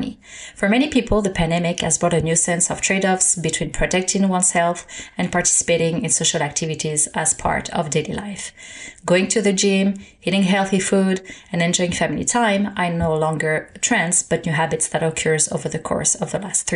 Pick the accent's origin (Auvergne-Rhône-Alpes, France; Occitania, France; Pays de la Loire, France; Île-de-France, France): Île-de-France, France; Paris; moved away as an adult; now in Canada; Born and raised in Paris